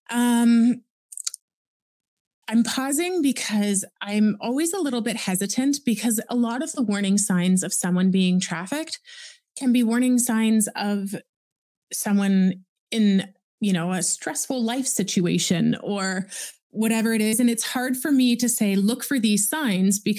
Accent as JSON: {"language": "English", "town": "Oakville", "region": "Ontario", "country": "Canada", "tie": "born or raised there", "said": "I was born and raised in Oakville, Ontario."}